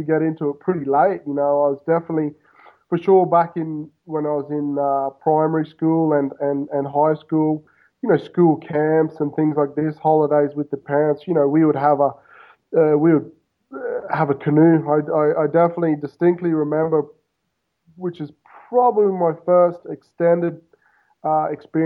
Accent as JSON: {"language": "English", "region": "Queensland", "country": "Australia", "tie": "born or raised there", "moved": "as an adult", "lives_now": "Buenos Aires, Argentina", "said": "I grew up in Australia, of course, but I grew up basically on the right on the Pacific Ocean. So we had a house right on the beach in Queensland, Australia, so on the east coast"}